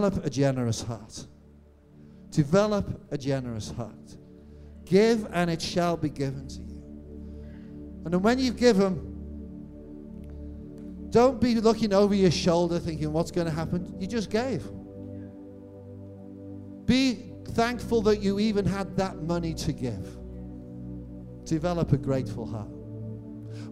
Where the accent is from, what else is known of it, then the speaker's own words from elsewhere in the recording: Birkenhead, North West England, United Kingdom; now in Cambridge, United Kingdom; That's the area I'm from